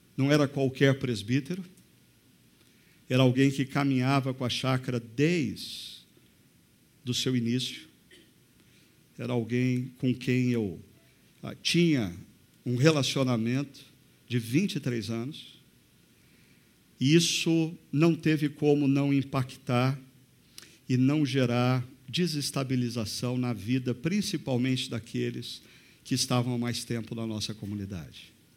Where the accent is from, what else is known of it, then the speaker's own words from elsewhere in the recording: Brazil; Nós brasileiros